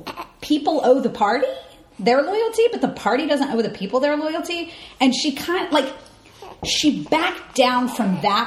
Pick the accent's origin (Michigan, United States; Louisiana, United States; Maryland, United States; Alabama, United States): Alabama, United States; now in New York, United States; I'm from Alabama